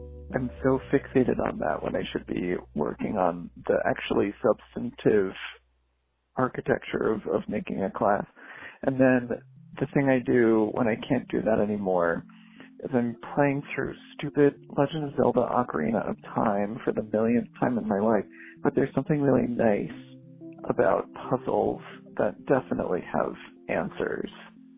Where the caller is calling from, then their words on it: Boston, Massachusetts, United States; I am calling from Boston.